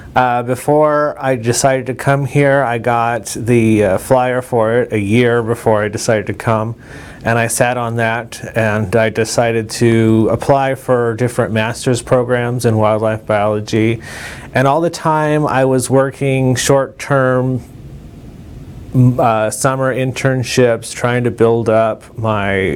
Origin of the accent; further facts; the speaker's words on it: Covina, California, United States; moved away as an adult; also born or lived in Pomona, California; now in Lincoln, Nebraska, United States; I'm originally from California, from a town in uh, eastern Los Angeles County called Covina